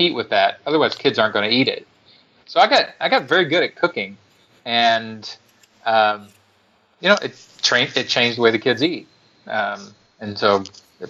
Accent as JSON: {"language": "English", "region": "Kentucky", "country": "United States", "tie": "born or raised there", "said": "I'm from Kentucky, which even, you know, in Australia, you probably know is a redneck southern state"}